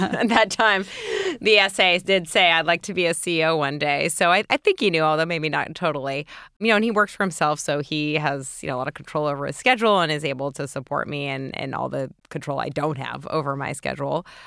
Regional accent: New York City, New York, United States; grew up in New York City

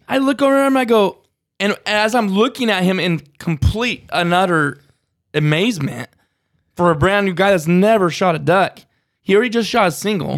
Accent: California, United States; California boys talk like they talk, but that's just how we talk

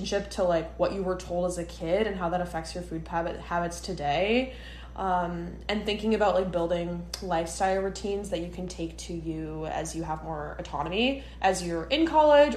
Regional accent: Midwest, United States; moved away as an adult; now in New York, United States; Emma and I are both born and raised in the Midwest

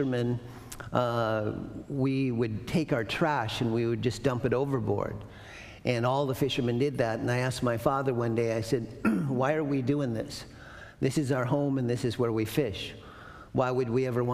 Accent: Prince William Sound, Copper River Delta, Alaska, United States; I grew up fishing in Prince William Sound in the Copper River Delta with seven little Indians

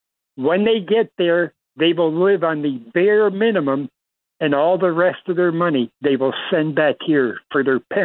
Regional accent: New York, United States; moved away as an adult; now in Philippines; And I'm a New Yorker, by the way.

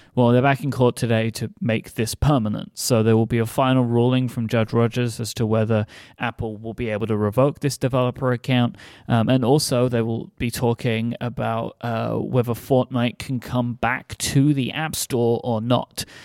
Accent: United Kingdom; as a British person

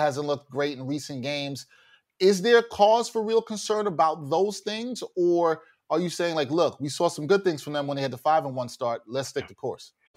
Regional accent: New York City, New York, United States; we're both from Brooklyn

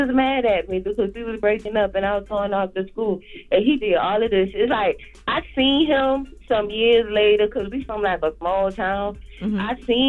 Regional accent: Orangeburg, South Carolina, United States; I'm from South Carolina. I'm from Orangeburg, like a little small town.

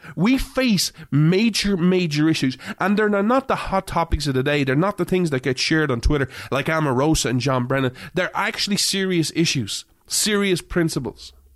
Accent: Ireland; now in United States; I grew up in Ireland

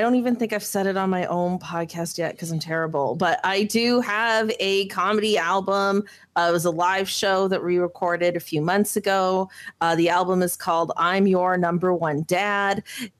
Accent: Mississauga, Ontario, Canada; my life growing up in Mississauga

